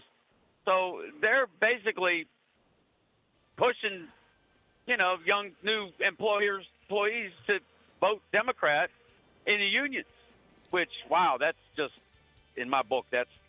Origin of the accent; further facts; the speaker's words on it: Pittsburgh, Pennsylvania, United States; now in Virginia, United States; I'm originally from Pittsburgh area